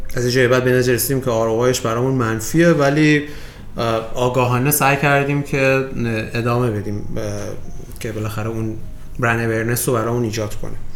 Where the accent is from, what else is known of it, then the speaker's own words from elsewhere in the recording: Iran; من به عنوان یک ایرانی